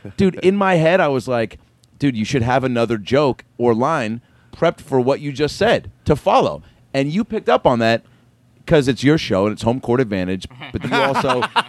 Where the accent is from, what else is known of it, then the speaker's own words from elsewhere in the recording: Seattle, Washington, United States; I just threw out the first pitch at a Mariners game up in Seattle, which is my hometown team.